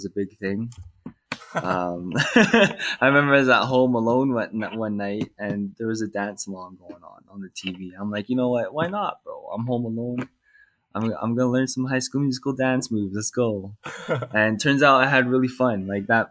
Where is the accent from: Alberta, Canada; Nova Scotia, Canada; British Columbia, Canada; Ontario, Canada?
Alberta, Canada; Calgary; I was born and raised here in Calgary, Canada